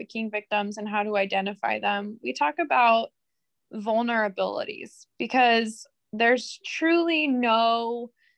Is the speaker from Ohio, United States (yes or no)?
yes; Akron, Ohio, United States; I'm from Akron, Ohio